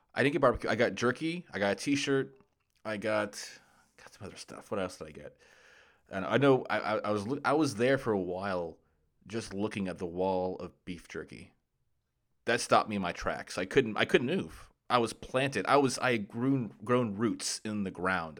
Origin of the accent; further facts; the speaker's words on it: Jacksonville, Florida, United States; moved away as an adult; I grew up in Jacksonville, Florida